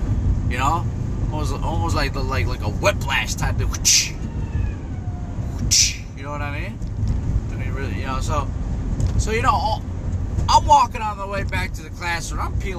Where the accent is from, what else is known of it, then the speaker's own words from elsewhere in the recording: Mexico; born there; also born or lived in United States; See, I was born in Mexico, raised here and there, both sides, you know. Love both sides of myself, you know, of where I was born and where I was raised, mostly here.